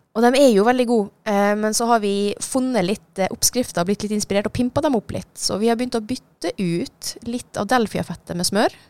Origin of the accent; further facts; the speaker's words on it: Norway; also born or lived in Switzerland; Flytta til Norge da jeg var lita